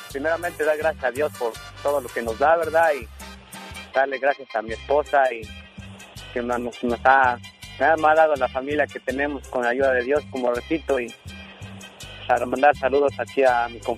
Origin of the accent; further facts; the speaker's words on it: Veracruz, Mexico; now in Albany, United States; yo soy originario de Veracruz